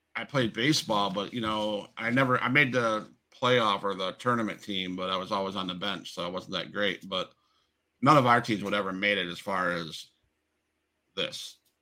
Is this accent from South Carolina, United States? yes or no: no; Florida, United States; I'm from Florida